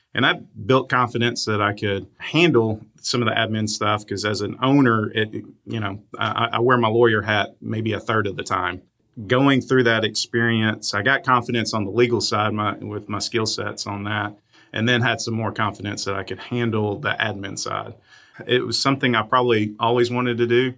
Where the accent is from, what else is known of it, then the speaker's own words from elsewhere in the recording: South Arkansas, United States; growing up in South Arkansas